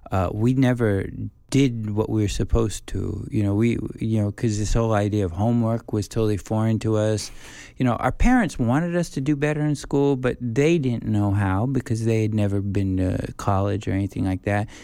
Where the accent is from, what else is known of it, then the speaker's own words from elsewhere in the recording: United States; moved away as an adult; now in South Korea; being, you know, a foreigner, being a white person, being an American